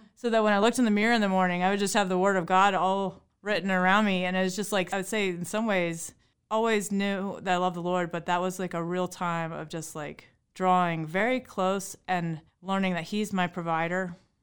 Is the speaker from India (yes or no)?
no; Harrisonburg, Virginia, United States; I grew up right here in Harrisonburg on the west side of town on Route thirty-three